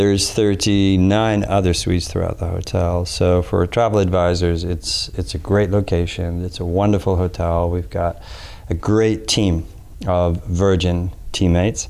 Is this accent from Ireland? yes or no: yes; Dublin, Leinster, Ireland; moved away; as an Irishman myself, born and raised in Dublin